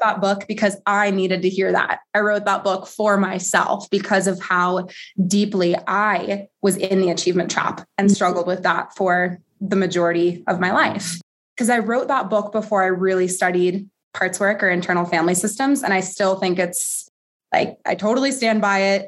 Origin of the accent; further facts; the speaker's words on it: Colorado, United States; my home state